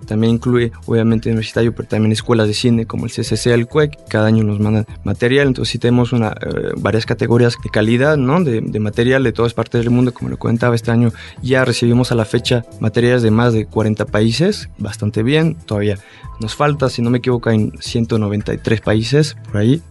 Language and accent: Spanish; France; now in Mexico; yo soy francés